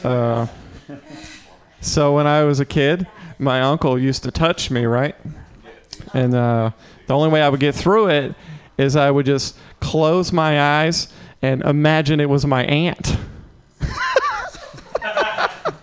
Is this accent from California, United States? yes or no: no; Mississippi, United States; moved away as an adult; now in San Francisco, United States; I'm from the South